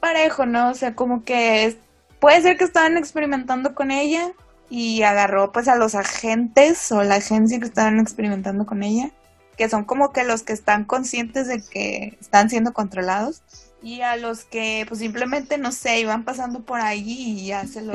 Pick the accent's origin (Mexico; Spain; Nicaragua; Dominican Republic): Mexico; como somos de México